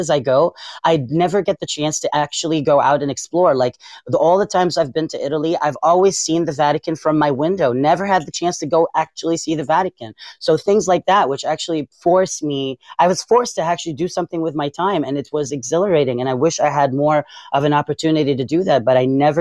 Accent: Beirut, Beirut Governorate, Lebanon; English is a second language; moved away as an adult; now in United States; born and raised in Beirut. Raised in Beirut.

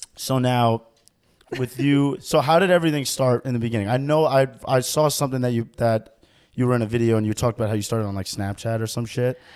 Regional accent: New York, United States; also born or lived in New Jersey; growing up in New York for me. I was, like, close to the Bronx

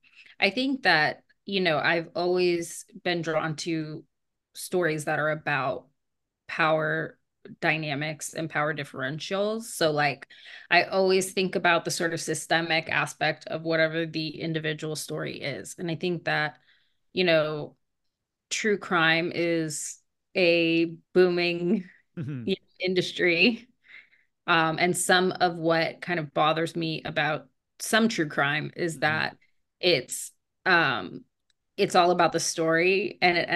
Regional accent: Las Vegas, Nevada, United States; I would say Writer's Block in Las Vegas.

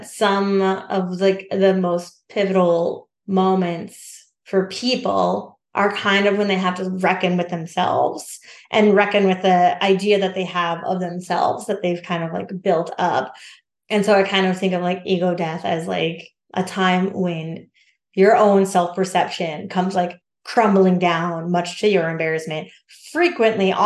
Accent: Alaska, United States; moved away; also born or lived in Minneapolis; my hometown up in Alaska.

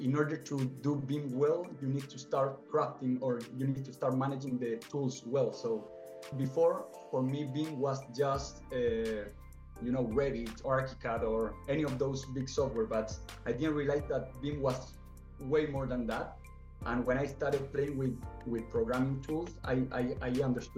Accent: Santiago, Santiago Metropolitan Region, Chile; moved away as an adult; now in Canada; I am from Chile, from Santiago

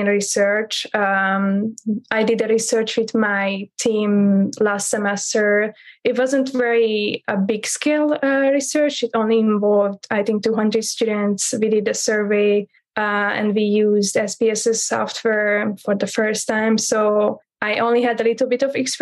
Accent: Hungary; now in San Diego, United States; I'm from Hungary

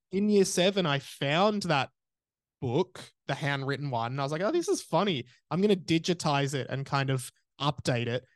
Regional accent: Australia; as an Australian

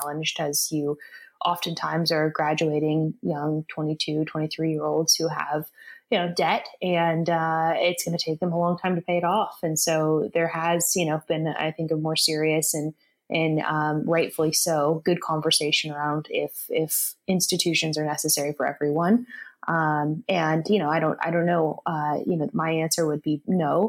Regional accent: Sacramento, California, United States; also born or lived in San Diego; I grew up in California, in Sacramento, Northern California

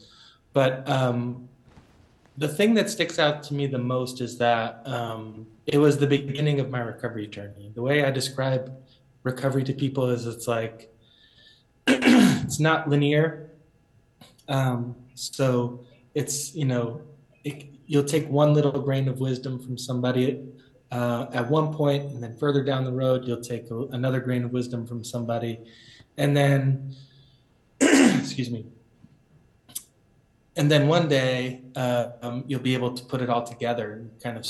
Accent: Boston, Massachusetts, United States; I was born and raised in Rosendale and Jamaica Plain in the city

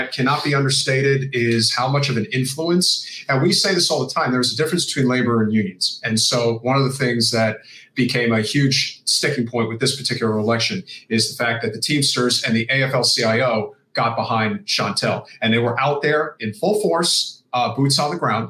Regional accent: New Jersey, United States; I come from New Jersey and I'm part Irish

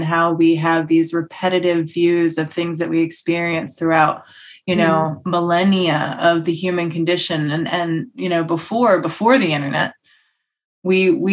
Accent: United States; I'm American

